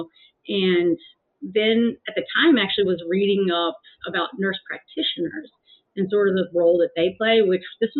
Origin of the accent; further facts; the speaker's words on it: Mechanicsville, Virginia, United States; I was born in Mechanicsville, Virginia, which is back then is a kind of farm town, very rural community